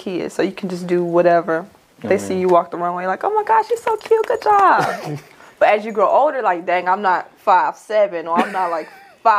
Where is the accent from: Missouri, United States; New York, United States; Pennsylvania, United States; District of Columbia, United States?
Missouri, United States; St. Louis; we're from St. Louis, so we know Page Boulevard goes like really, really, really far.